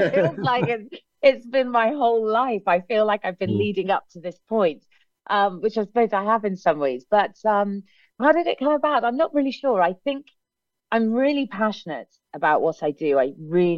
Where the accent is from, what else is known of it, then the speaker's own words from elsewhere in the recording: England, United Kingdom; I'm very English